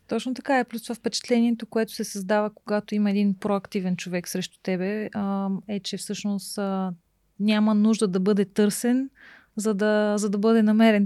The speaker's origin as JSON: {"language": "Bulgarian", "country": "Bulgaria", "also_born_or_lived": "England", "said": "че съм жена и че съм от България"}